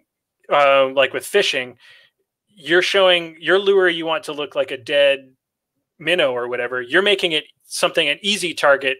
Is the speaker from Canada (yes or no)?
yes; Canada; I grew up in Canada, where we wrestle bears daily